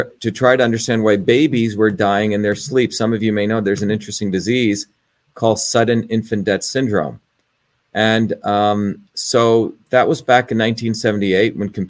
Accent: New Jersey, United States; also born or lived in India; now in Cambridge, Massachusetts, United States; I grew up in New Jersey when I was 7 years old. I came here from India.

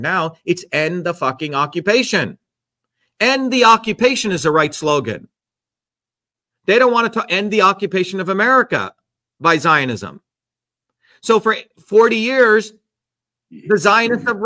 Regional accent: India; I'm Indian

